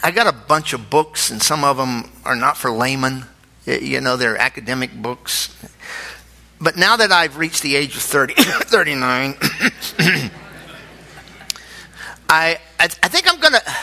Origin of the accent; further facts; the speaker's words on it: United States; we're Americans